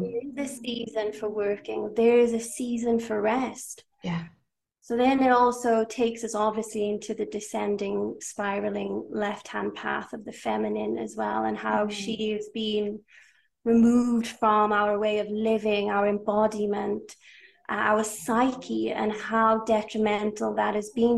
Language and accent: English; Wales, United Kingdom; I am from Wales. I am Welsh to a Welsh father and half Hungarian mother. I am now living in Wales